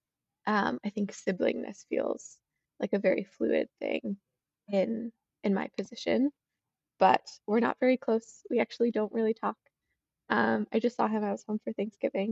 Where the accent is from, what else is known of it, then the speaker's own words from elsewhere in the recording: Boston, Massachusetts, United States; I'm from Boston area